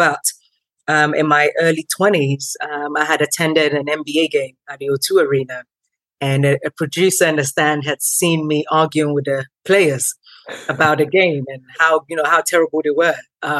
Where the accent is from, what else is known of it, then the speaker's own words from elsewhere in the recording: Tottenham, London, United Kingdom; Growing up in Tottenham, a very multicultural, diverse community.